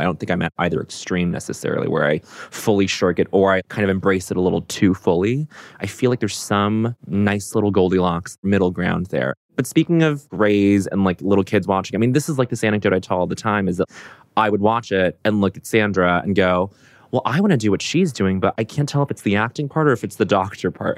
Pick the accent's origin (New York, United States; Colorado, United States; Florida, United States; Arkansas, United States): Colorado, United States; Aurora; I grew up in Aurora, Colorado, suburb outside of Denver.